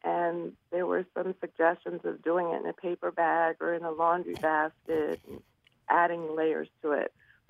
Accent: Philadelphia, Pennsylvania, United States; moved away as an adult; now in Cheltenham, United States; I'm born and raised in Philadelphia.

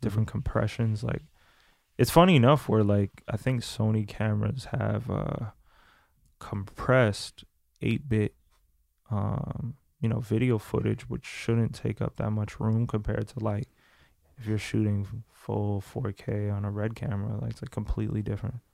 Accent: New Jersey, United States; We're from Jersey

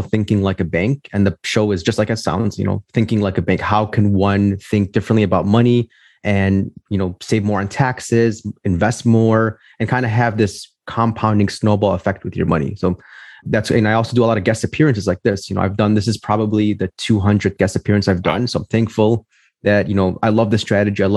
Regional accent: Chicago, Illinois, United States; I'm from Chicago, Illinois, born and raised here

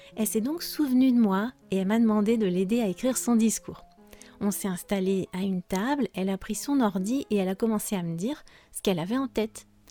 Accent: France; je suis française

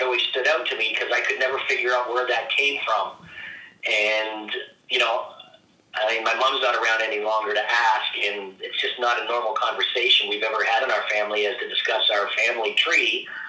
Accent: Oakville, Ontario, Canada; also born or lived in Mississauga; now in Grimsby, Canada; I've spent most of my life in Oakville. We moved here from Mississauga. I think I was in grade 2.

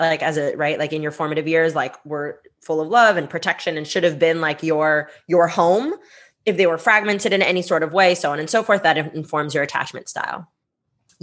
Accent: Bay Area, California, United States; English is a second language; I'm from the Bay Area. Like, San Francisco, I can throw a stone at San Francisco. I'm in Oakland

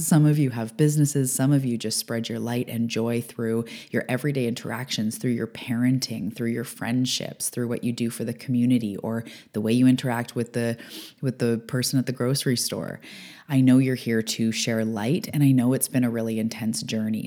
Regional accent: Canada; I'm a Canadian

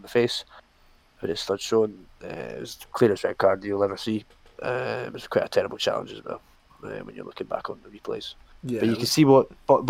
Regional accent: Dublin, Leinster, Ireland; I'm from Dublin

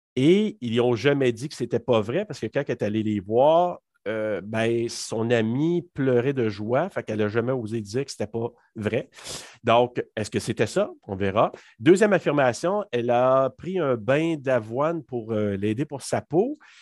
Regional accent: Maniwaki, Quebec, Canada; moved away as an adult; also born or lived in Hull, Quebec; je suis originaire de la région de Maniwaki. Donc, j'ai fait mes études là-bas jusqu'au secondaire 5

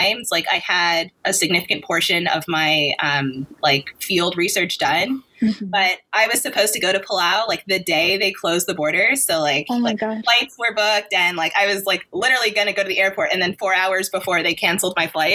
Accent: New York, United States; I grew up in New York

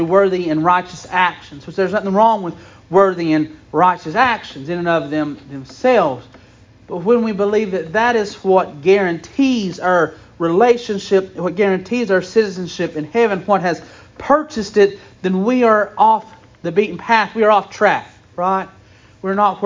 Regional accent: Campbell County, Tennessee, United States; we're citizens of Campbell County.

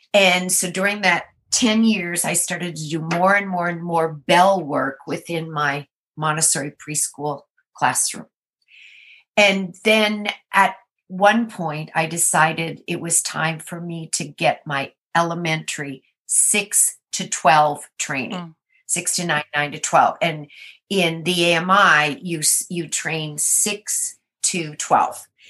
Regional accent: Minnesota, United States; now in Maryland, United States; I am from Minnesota

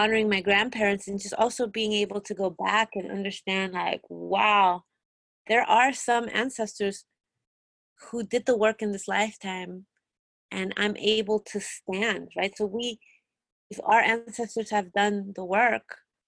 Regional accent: Mexico; born or raised there; moved away; also born or lived in Peru

